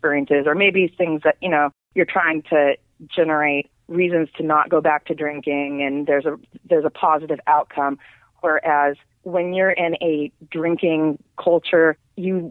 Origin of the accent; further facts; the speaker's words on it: Las Vegas, Nevada, United States; growing up in Vegas